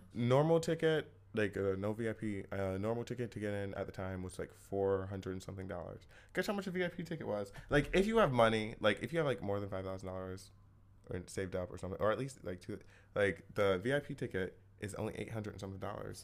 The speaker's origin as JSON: {"language": "English", "region": "Ohio", "country": "United States", "moved": "as an adult", "lives_now": "New York City, United States", "said": "I'm from Ohio"}